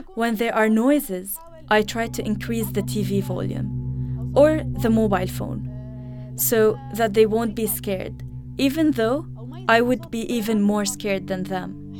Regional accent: Idlib, Idlib Governorate, Syria; also born or lived in Aleppo; I am from Idlib, and I lived in Aleppo.

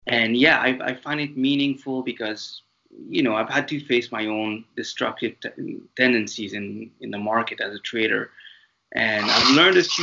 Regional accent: France; accent: French intonations; English is a second language; moved away as an adult; also born or lived in Mauritius; now in Canada; this little accent of mine that you'll hear throughout this podcast is because I was raised in France. I'm originally from a tiny tropical island called Mauritius

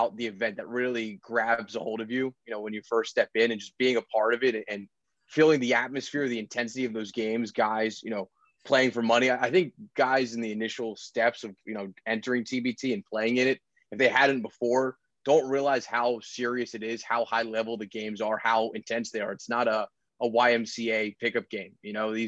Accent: Philadelphia, Pennsylvania, United States; you grow up in Philadelphia. I'm 24, so I grew up in the Allen Iverson era

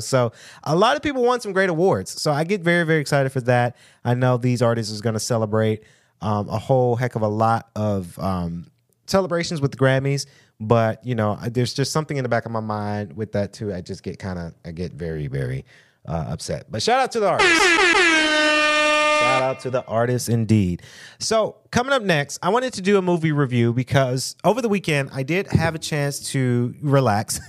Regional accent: United States; us African American

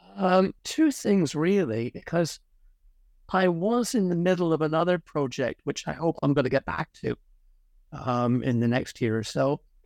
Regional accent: Ireland; moved away; also born or lived in Connecticut, United States / Oxford, United Kingdom; I happen to have been born, um, in the United States, actually, in Connecticut. But, uh, I'm Irish. I was largely brought up in Ireland

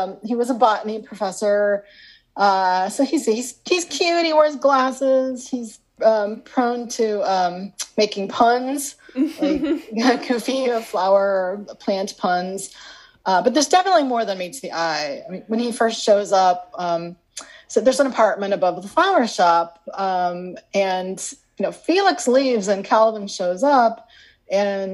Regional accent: Illinois, United States; I grew up in Illinois

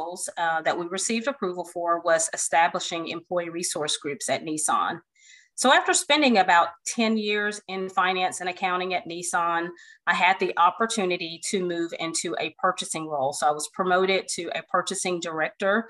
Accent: Fort Hood, Texas, United States; I was born in Fort Hood, Texas.

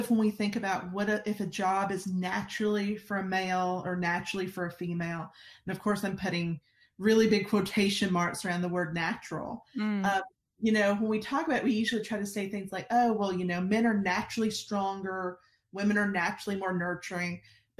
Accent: Alabama, United States; accent: Alabama; I'm originally from Alabama, as you might could tell from my incredible accent.

